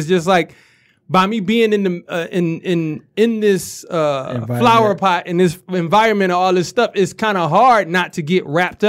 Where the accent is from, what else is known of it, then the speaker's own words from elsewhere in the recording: Detroit, Michigan, United States; Eastside, Harper and Conner area.